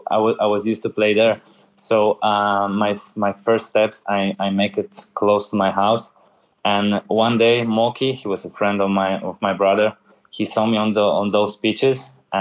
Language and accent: English; Tychy, Silesian Voivodeship, Poland; English is a second language; moved away; I grew up in my city, in my hometown, we call it neighborhoods by letters of alphabet